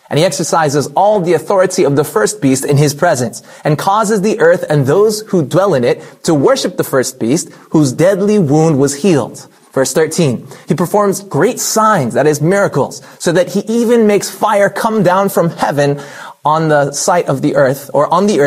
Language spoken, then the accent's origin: English; California, United States; In my home state of California